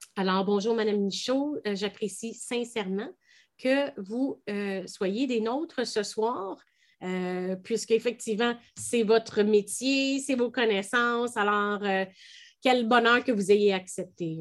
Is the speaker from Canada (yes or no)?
yes; Canada; en tant que Canadien